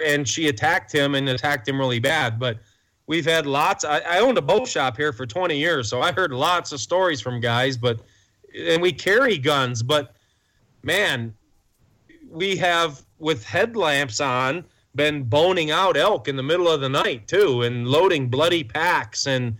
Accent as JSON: {"language": "English", "town": "Detroit", "region": "Michigan", "country": "United States", "tie": "born or raised there", "lives_now": "Montana, United States", "said": "I grew up in Detroit, the outskirts of Detroit, not the inner city, but we played down there a lot as teenagers."}